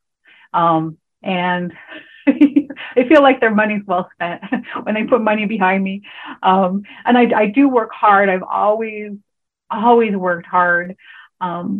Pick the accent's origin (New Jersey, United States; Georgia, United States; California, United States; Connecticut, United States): California, United States; moved away as an adult; also born or lived in Hawaii; I grew up in California